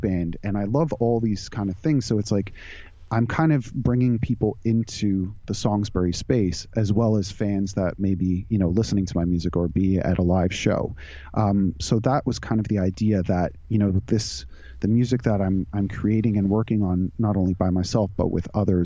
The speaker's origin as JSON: {"language": "English", "area": "suburb outside Toronto", "region": "Ontario", "country": "Canada", "tie": "born or raised there", "also_born_or_lived": "California", "lives_now": "Toronto, Canada", "said": "I grew up in just outside Toronto, in a suburb outside Toronto"}